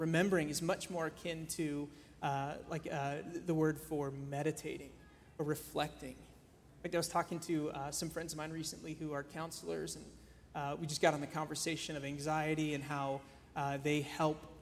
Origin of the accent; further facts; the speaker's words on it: Chicago, Illinois, United States; moved away as an adult; now in Columbus, United States; I'm born and raised in Chicago